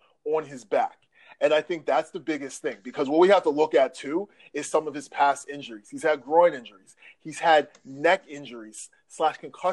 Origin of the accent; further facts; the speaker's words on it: New Jersey, United States; I'm from South Jersey